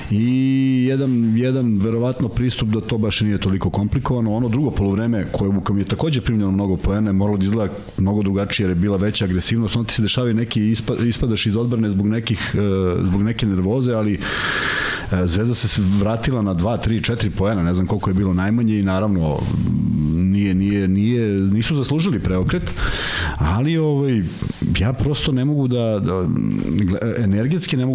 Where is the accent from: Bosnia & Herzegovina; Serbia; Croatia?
Serbia; Na, naravno, ali ja sam to pročitao, a mi smo Srbi koji čitamo šta piše.